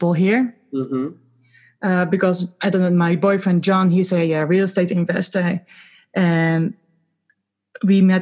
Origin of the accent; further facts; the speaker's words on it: Rotterdam, South Holland, Netherlands; moved away as an adult; also born or lived in New Zealand; now in Canada; I'm from Rotterdam